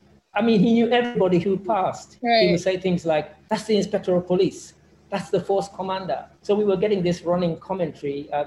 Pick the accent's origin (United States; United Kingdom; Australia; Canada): United Kingdom; England; born there; I was born in England, but at the age of five, my parents had studied.